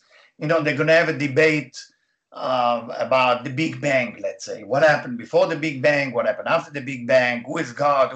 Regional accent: Israel; English is a second language; moved away; as you can hear my accent, I was born in Israel

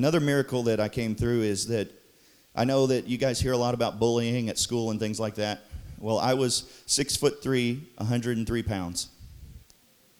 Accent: Dudley, Missouri, United States; I was born in Dudley, Missouri. Yep. Holding it down for Dudley

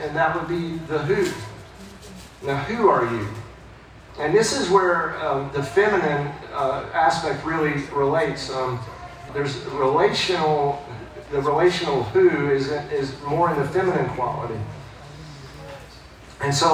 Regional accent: Fletcher, United States; I'm from around here. I was born in Fletcher

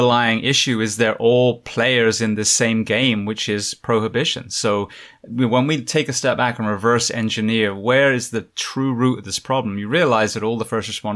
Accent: United Kingdom; now in Orlando, United States; being British but working over here

